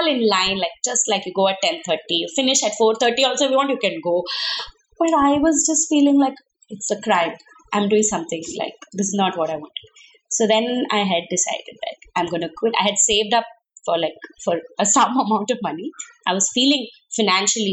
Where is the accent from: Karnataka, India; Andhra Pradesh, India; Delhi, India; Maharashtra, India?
Karnataka, India; Bangalore; moved away as an adult; now in Mumbai, India; I come from Bangalore, where my college, there are like 5,000 girls and everybody knows everybody